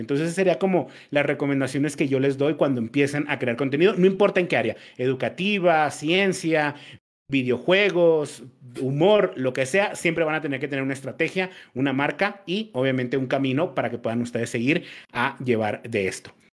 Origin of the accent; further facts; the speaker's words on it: Mexico; moved away as an adult; now in Colombia; Yo no, yo no soy colombiano, yo soy mexicano, pero vivo en Colombia